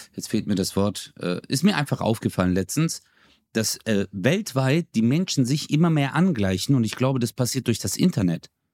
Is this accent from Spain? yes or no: no; Çarşamba, Samsun, Turkey; now in Germany; da wo ich herkomme, ist ja auch äh, Charchamba